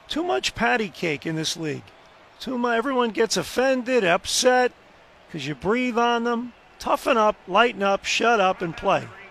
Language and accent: English; New York, United States; growing up in New York